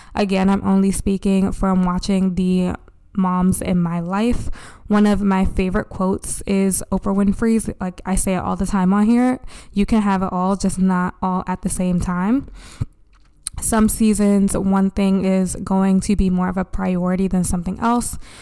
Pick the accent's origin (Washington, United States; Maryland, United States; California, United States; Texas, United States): Maryland, United States; Baltimore; my hometown, Baltimore